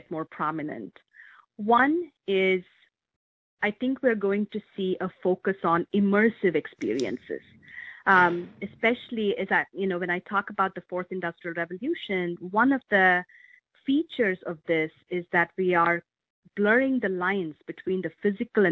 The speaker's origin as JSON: {"language": "English", "country": "India", "tie": "born or raised there", "moved": "as an adult", "lives_now": "Medina, United States", "said": "I grew up in India, and I came of age as India was driving its information technology revolution"}